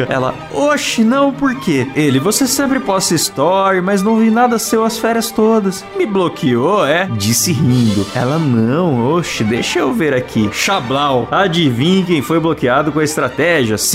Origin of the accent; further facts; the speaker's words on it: São Paulo, Brazil; sou de São Paulo e trabalho como desenvolvedor de sistemas